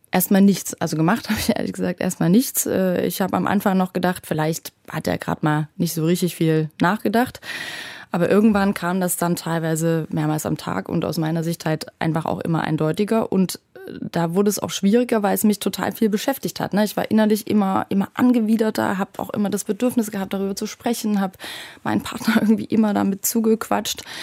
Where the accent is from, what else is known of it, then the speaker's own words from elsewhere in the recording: Saxony, Germany; vor allem aber auch meine Heimat, also die Gegend rund um Dresden.